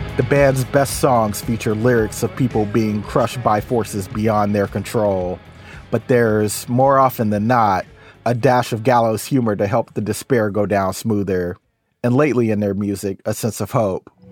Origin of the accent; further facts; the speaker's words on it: Tacoma, Washington, United States; my hometown of Tacoma